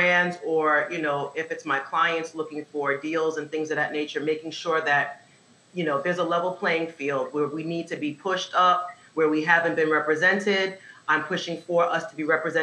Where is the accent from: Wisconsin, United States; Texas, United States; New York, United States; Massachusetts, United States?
New York, United States; New York City; also born or lived in Nashville, Tennessee; born and raised in Staten Island, New York